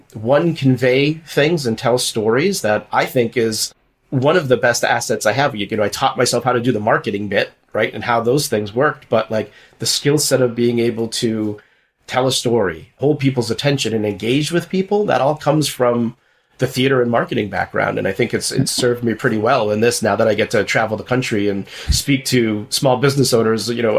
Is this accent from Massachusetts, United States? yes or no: yes; Massachusetts, United States; moved away; also born or lived in New York; I'm originally from Massachusetts